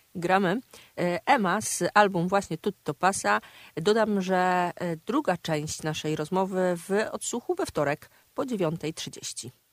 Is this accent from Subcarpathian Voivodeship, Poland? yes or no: no; Kraśnik, Lublin Voivodeship, Poland; now in Warsaw, Poland; mojego kraśnika rodzinnego